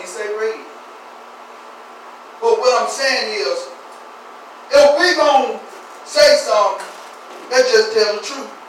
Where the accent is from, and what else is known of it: United States